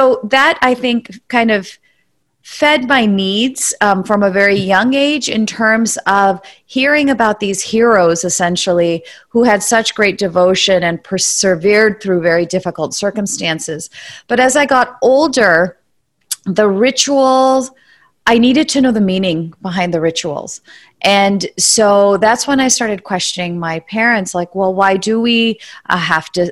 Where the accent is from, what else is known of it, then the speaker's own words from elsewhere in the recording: San Francisco Bay Area, California, United States; I grew up in the San Francisco Bay Area